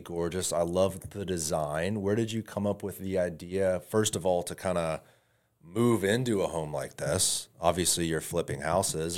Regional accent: Tampa, Florida, United States; I'm originally from Tampa

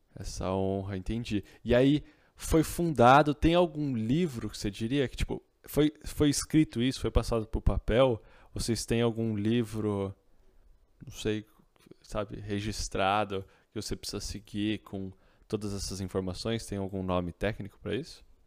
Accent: Campinas, São Paulo, Brazil; Eu sou de Campinas.

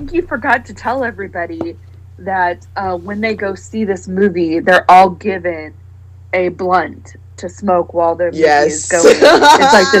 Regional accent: Nebraska, United States; now in Texas, United States; I grew up in Nebraska

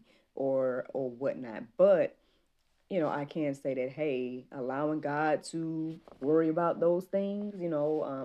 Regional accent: Jackson, United States; moved away; Jackson, to my hometown

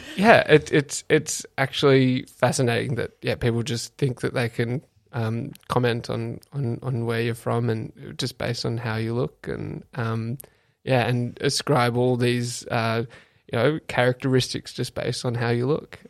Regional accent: Canberra, Australian Capital Territory, Australia; now in Melbourne, Australia; being born and bred in Canberra

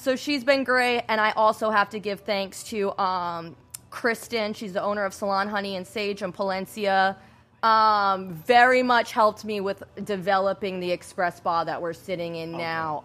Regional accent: Rhode Island, United States; now in Florida, United States; I'm originally from Rhode Island

